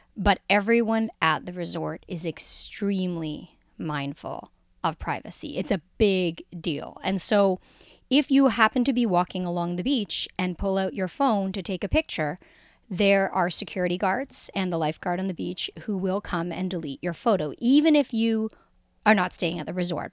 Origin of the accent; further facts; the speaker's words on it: Jamaica; I'm Jamaican